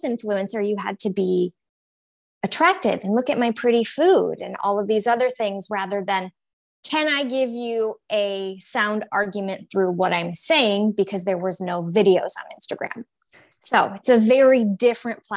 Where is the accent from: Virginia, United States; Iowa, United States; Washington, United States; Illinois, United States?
Washington, United States; Seattle; moved away; also born or lived in the South; I'm from Seattle.